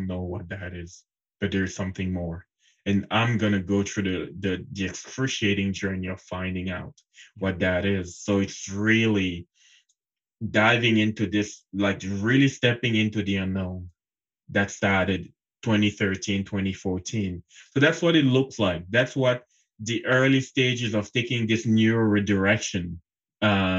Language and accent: English; Cameroon; moved away as an adult; I was born and raised in Cameroon. It's a country in Central Africa. Mm-hmm. And up until the age of 24, I was living there.